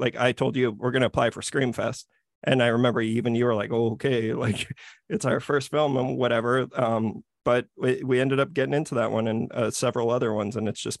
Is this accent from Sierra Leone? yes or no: no; Saskatchewan, Canada; we're from Saskatchewan.